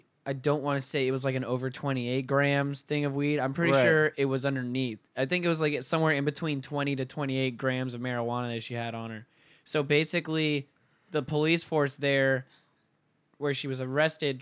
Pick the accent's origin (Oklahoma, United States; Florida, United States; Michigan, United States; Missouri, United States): Florida, United States; Pensacola; Those are the only people I grew up with in Pensacola